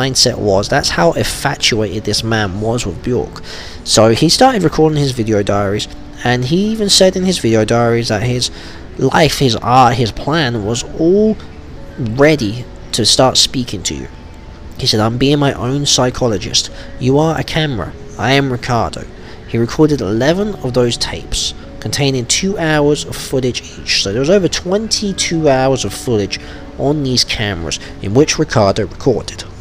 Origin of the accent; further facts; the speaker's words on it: Wolverhampton, West Midlands, United Kingdom; from my hometown actually, in Wolverhampton